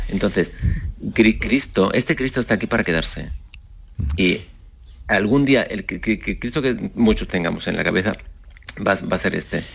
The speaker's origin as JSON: {"language": "Spanish", "town": "Seville", "region": "Andalusia", "country": "Spain", "said": "quiero que sea conocido mi trabajo en mi tierra"}